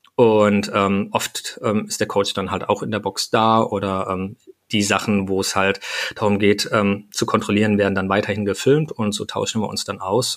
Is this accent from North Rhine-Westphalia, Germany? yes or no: yes; Hürth, North Rhine-Westphalia, Germany; ich komme aus Hürth bei Köln